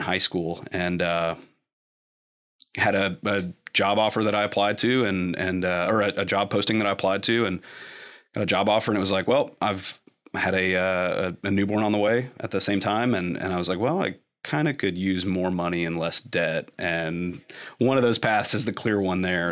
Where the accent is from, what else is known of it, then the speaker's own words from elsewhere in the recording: Lexington, Kentucky, United States; also born or lived in Cleveland, Ohio; from Lexington I was actually born in Cleveland, and then we moved back down here like six weeks